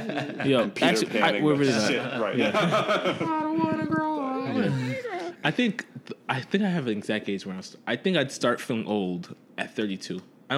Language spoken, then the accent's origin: English; Jersey City, New Jersey, United States; moved away; I'm originally from Jersey City, which is like way outside.